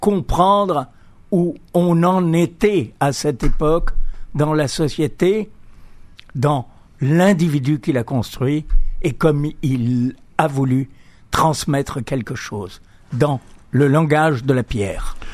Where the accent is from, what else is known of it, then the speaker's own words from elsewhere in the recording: Algiers, Algeria; moved away; also born or lived in Greece; j'ai grandi en Algérie. Hein. Je suis né en, à Alger